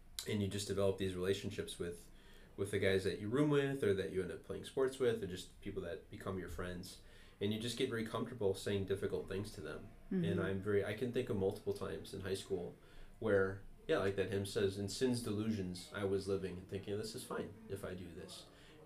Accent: Wisconsin, United States; when I was growing up in Wisconsin

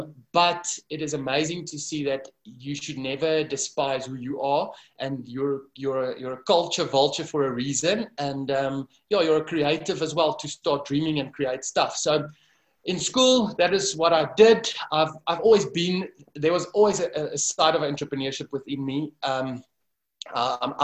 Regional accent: Kempton Park, Gauteng, South Africa; also born or lived in Dubai; I was born and raised in Kempton Park, a small town here at the airport.

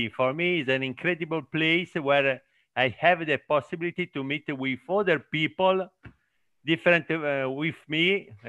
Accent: Italy; first language Italian; English is a second language; I'm 51 years old. I was born in Italy. I live in Italy. I'm in Italian, logically.

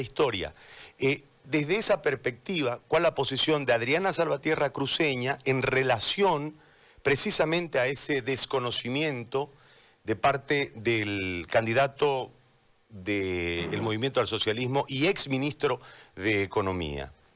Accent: Bolivia

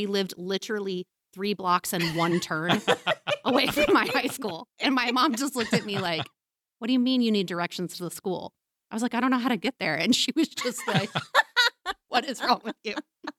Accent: Leavenworth, Kansas, United States; I grew up in Leavenworth, Kansas. So by Kansas standards, it's actually very diverse, you know, and I grew up in a school that was diverse on a whole lot of levels.

